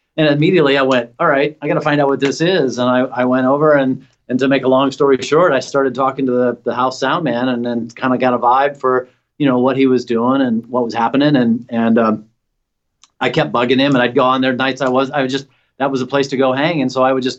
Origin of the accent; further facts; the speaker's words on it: Nashville, Tennessee, United States; moved away as an adult; also born or lived in Bowling Green, Kentucky; now in San Francisco Bay Area, United States; I grew up in Nashville